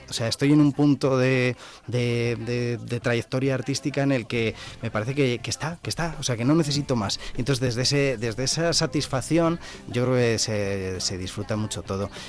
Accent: Zamora, Castile and León, Spain

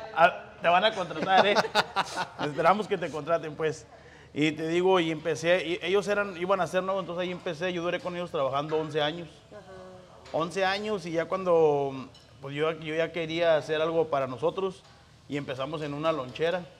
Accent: Coahuila, Mexico; also born or lived in Monclova; now in Indianapolis, United States; yo soy del norte, yo soy de Coahuila

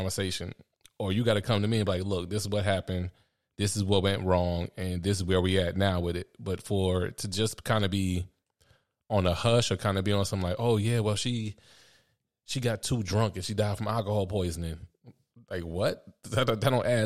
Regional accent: United States; I'm American

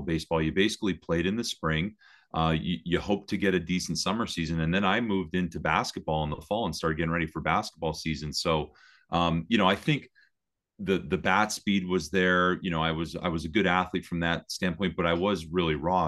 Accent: Hazleton, Pennsylvania, United States; also born or lived in Berwick, Pennsylvania; I was born in Berwick, but, uh, but, but lived in the Hazleton area my whole life.

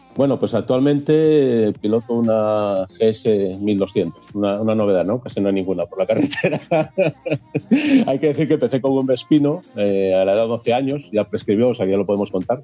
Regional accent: Gozón, Asturias, Spain; now in Gijón, Spain; soy nacido en Gozón, muy cerquita al Cabo Peñas

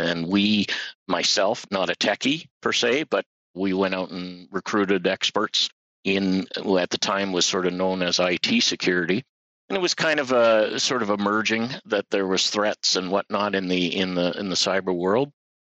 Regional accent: Winnipeg, Manitoba, Canada; moved away as an adult; now in Regina, Canada; I was going to university in Winnipeg. I was born and raised in Winnipeg

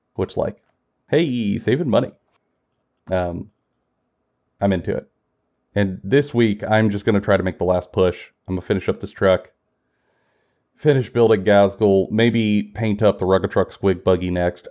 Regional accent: Kentucky, United States; We both live in Kentucky. I'm born and raised in Kentucky

